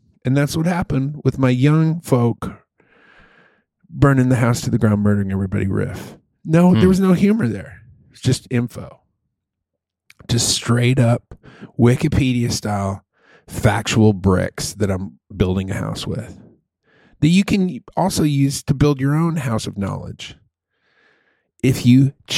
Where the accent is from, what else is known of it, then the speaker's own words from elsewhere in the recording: Chicago, Illinois, United States; Because we're from Chicago and we love the Pope.